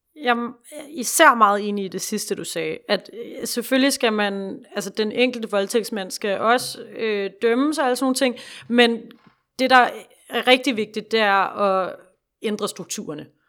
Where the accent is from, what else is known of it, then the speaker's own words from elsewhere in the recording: Denmark; vi har bare sådan en forståelse af os selv som danskere